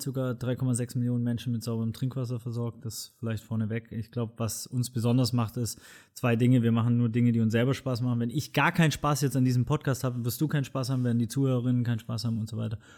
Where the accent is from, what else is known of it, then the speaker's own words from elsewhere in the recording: Swabia, Germany; Ich bin Schwabe, Bildungsbürgertum privilegiert